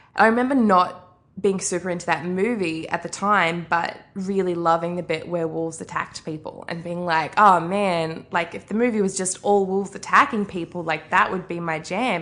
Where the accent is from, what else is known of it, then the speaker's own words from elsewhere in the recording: Arrowtown, Otago, New Zealand; moved away; also born or lived in Australia; I grew up in New Zealand, uh, which you mentioned, grew up in Arrowtown, which is basically a street, um, just outside of Queenstown